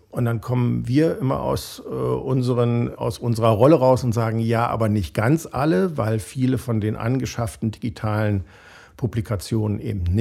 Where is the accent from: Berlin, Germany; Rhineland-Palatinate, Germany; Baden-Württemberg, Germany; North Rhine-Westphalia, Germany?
Berlin, Germany; bin ja äh, geborener Berliner und deshalb äh, als bekennender Preuße auch mal fürs Formale zuständig.